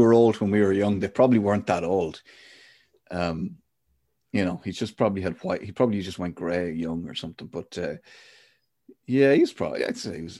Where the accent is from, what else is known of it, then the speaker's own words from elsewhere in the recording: Ireland; we're both Irish